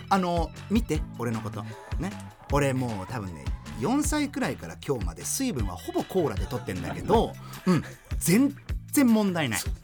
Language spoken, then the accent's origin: Japanese; Germany; now in Japan; 僕はあの、まあ、ドイツで生まれました